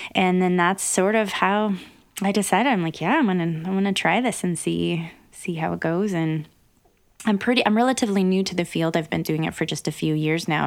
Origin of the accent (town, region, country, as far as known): Wyoming, United States; born or raised there